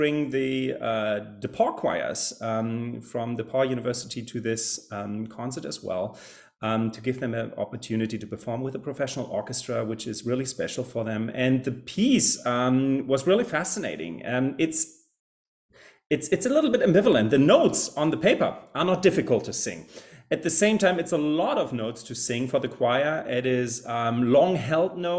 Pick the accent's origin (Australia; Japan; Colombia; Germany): Germany; English is a second language; moved away as an adult; also born or lived in Salt Lake City, Utah, United States; now in Greencastle, United States; I'm originally from Germany, where you find me right now. I often spent my summers over here in my native country